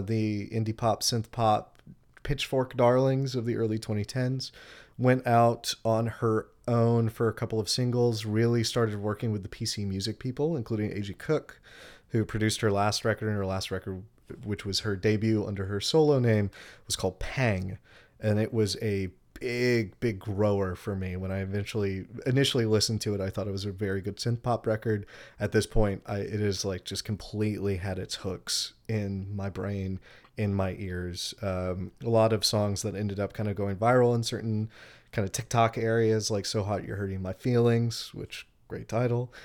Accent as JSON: {"language": "English", "region": "Texas", "country": "United States", "also_born_or_lived": "Oregon / South America", "moved": "as an adult", "lives_now": "Charleston, United States", "said": "I'm originally from Texas."}